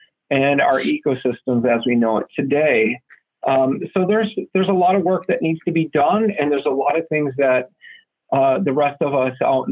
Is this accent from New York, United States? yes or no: yes; Buffalo, New York, United States; I grew up in Western New York. I'm a Buffalonian